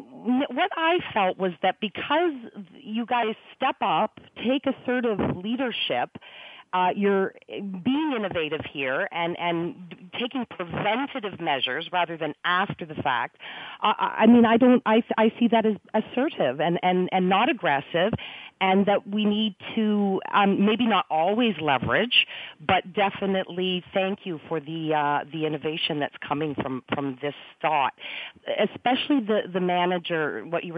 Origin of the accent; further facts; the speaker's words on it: Canada; also born or lived in Toronto; as a Canadian in business